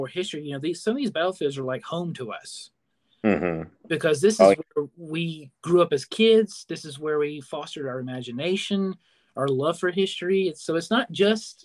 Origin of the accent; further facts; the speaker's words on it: Murfreesboro, Tennessee, United States; for me, Stone River, it's my hometown battlefield. It's You know, it's the place I grew up going